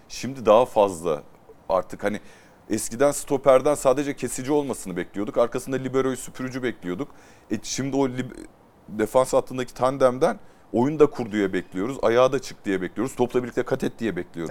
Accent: Turkey; bir Türk olarak

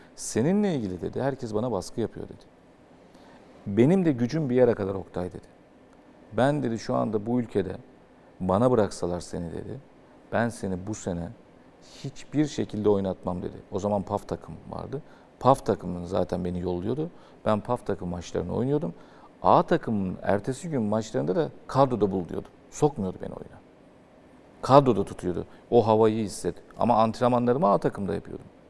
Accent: Istanbul, Turkey; Ben Fatihliyim. E, çarşamba'da oturuyordum

